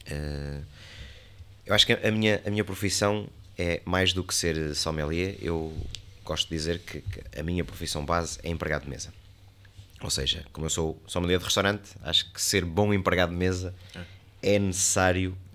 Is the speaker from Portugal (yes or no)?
no; Soissons, Hauts-de-France, France; born there; Eu nasci em Soação, fui registado em Rance na capital, né, numa das capitais de Champagne.